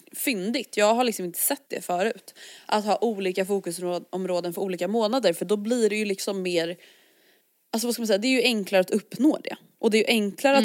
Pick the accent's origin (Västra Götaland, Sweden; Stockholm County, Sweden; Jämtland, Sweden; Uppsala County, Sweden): Stockholm County, Sweden; Stockholm; vi som stockholmare